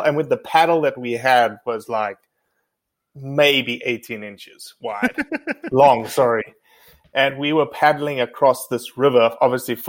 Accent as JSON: {"language": "English", "country": "South Africa", "tie": "born or raised there", "also_born_or_lived": "Mississippi", "moved": "as an adult", "lives_now": "United States"}